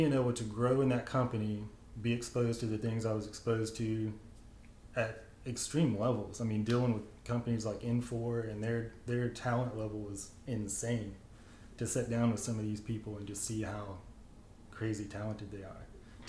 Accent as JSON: {"language": "English", "region": "rural Kentucky", "country": "United States", "tie": "born or raised there", "said": "this kid that grew up in rural Kentucky"}